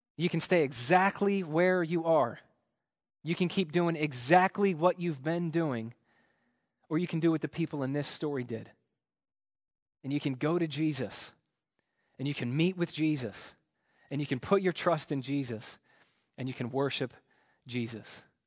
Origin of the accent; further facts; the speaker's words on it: United States; growing up in America